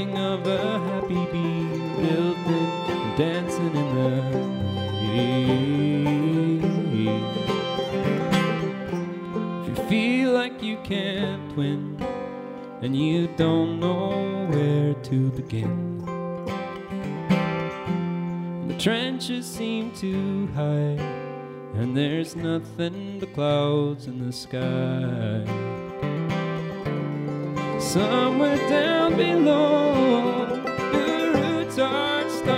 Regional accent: Galway, Connacht, Ireland; two sets of brothers. We come from Galway in Ireland

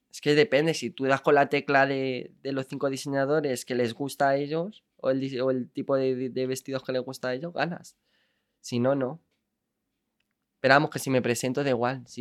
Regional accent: Andalusia, Spain; Andalucía es mi tierra, yo soy del sur.

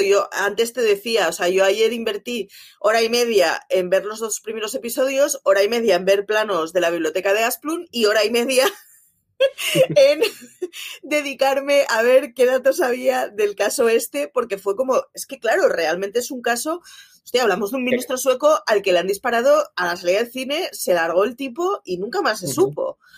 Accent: Barcelona, Catalonia, Spain; soy de Barcelona, mis padres son de Euskadi

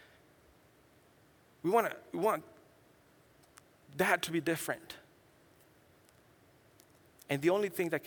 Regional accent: San Luis Potosí, Mexico; also born or lived in Orlando, Florida / New Mexico / West Texas / California; now in Tijuana, Mexico; I was born and raised in Mexico, central Mexico, in a state called San Luis Potosí

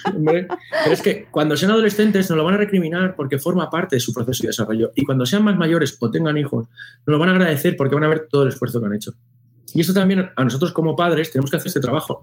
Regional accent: Spain; nosotros en España

